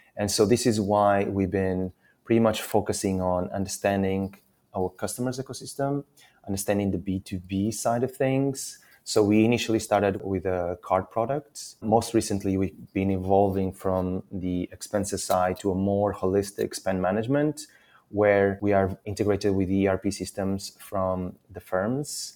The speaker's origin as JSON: {"language": "English", "country": "Portugal", "moved": "as an adult", "lives_now": "London, United Kingdom", "said": "I'm originally Portuguese. I've been in London for 13 years"}